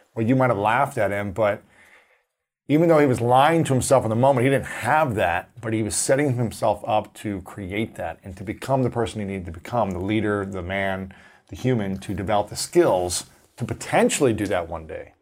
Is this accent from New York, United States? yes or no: no; Ohio, United States; I'm from Ohio, and so we're the same age